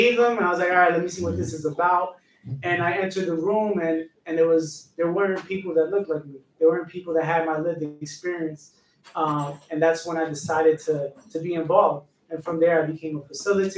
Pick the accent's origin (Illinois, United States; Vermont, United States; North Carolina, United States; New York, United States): New York, United States; New York City; I'm from New York